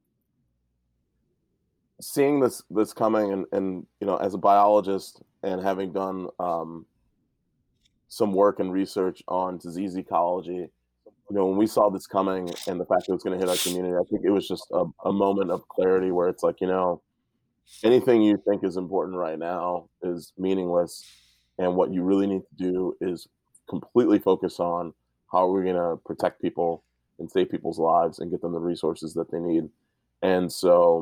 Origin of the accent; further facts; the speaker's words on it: Chicago, Illinois, United States; moved away as an adult; now in Santa Cruz, United States; I'm actually from Chicago, originally